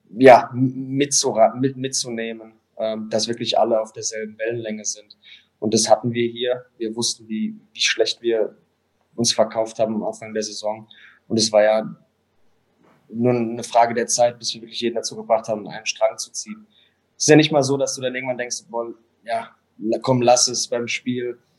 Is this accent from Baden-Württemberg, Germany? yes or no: yes; Mannheim, Baden-Württemberg, Germany; also born or lived in Toronto; now in Langnau, Switzerland; für mich als, als Mannheimer